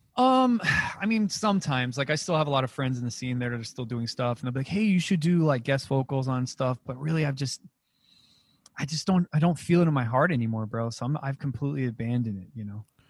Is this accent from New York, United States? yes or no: no; Alamogordo, New Mexico, United States; moved away as an adult; also born or lived in Las Vegas; I'm originally from Alamogordo, New Mexico.